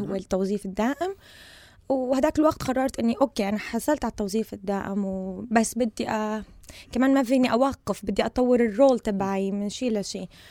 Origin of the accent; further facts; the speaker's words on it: Syria; moved away as an adult; also born or lived in United Kingdom; now in Sweden; جاية من سوريا سنة 2014